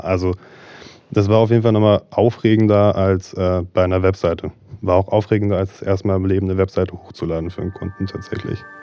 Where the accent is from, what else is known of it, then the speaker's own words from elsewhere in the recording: Marburg, Hesse, Germany; also born or lived in Berlin; ich komme gebürtig aus Marburg, bin hier groß geworden